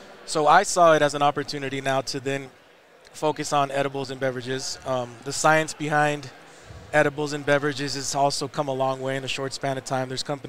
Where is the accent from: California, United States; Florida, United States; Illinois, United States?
California, United States; Los Angeles; my parents are from Mexico. I'm born and raised in Los Angeles.